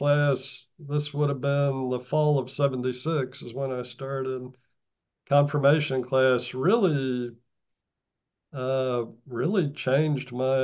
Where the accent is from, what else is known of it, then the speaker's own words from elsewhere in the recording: Austin, Texas, United States; now in Massachusetts, United States; I was born and grew up in Austin, Texas